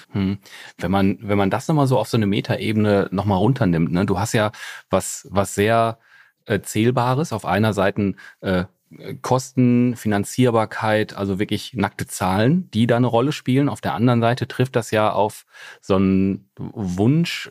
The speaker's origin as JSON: {"language": "German", "town": "Essen", "region": "North Rhine-Westphalia", "country": "Germany", "said": "ich bin aus dem Ruhrgebiet"}